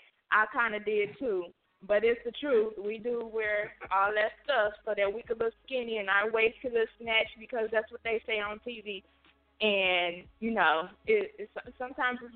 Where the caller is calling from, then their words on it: Milwaukee, Wisconsin, United States; I'm calling from Milwaukee.